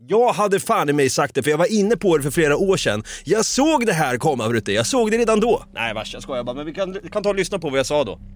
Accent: Sweden; vi svenskar

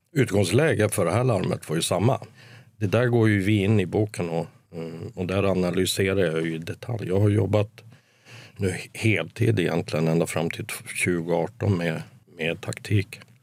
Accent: Kiruna, Norrbotten County, Sweden; moved away as an adult; also born or lived in Stockholm / Gothenburg; jag är född i Kiruna.

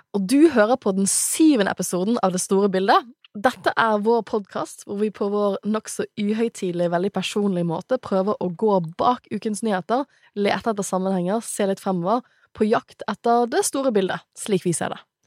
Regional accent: Bergen, Vestland, Norway; jeg er fra Bergen

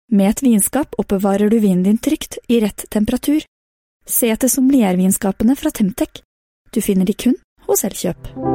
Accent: Norway; som sitter her hjemme i Norge

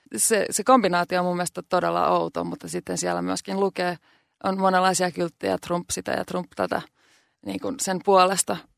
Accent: Finland; now in New York, United States; mä oon Suomesta

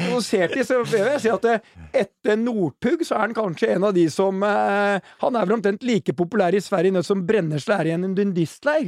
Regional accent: Norway; Jeg er stolt som nordmann

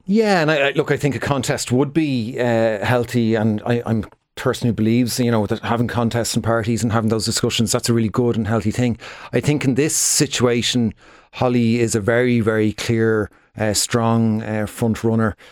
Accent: Dublin, Leinster, Ireland; I'm from Dublin myself.

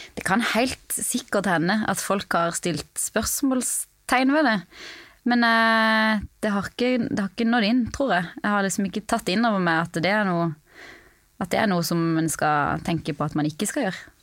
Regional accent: Norway; moved away as an adult; now in United States; jeg var hjemom i Norge

